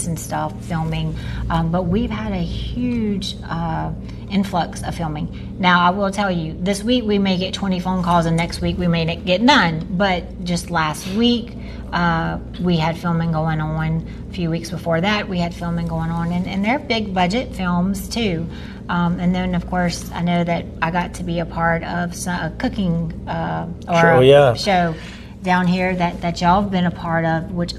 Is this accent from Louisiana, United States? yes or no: yes; Amite, Louisiana, United States; I am from Amite, so the northern part of the parish, and this has been my lifelong home